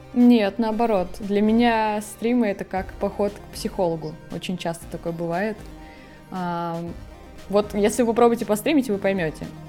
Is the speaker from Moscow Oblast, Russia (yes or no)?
no; Murmansk, Murmansk Oblast, Russia; moved away as an adult; also born or lived in Saint Petersburg; now in Moscow, Russia; Вообще я из Мурманска, из Мурманской области.